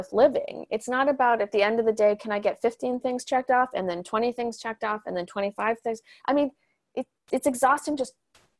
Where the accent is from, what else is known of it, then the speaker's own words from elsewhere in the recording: Canada; moved away as an adult; now in Los Angeles, United States; I moved down to Los Angeles from Canada about 15 years ago, and I came with a big dream to be a writer.